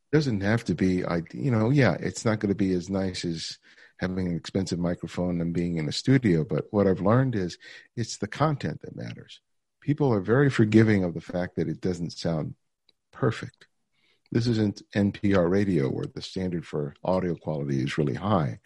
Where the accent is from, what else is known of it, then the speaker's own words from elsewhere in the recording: Los Angeles, California, United States; growing up in South L A. My parents were both immigrants from the Dominican Republic